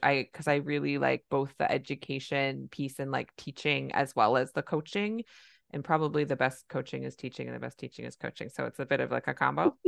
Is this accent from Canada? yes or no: yes; Canada; I'm a Canadian family physician